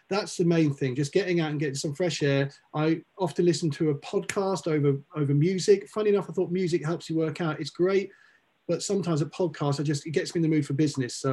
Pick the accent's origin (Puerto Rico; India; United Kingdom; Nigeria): United Kingdom; now in Los Angeles, United States; one of the big great things about being a Brit, being here is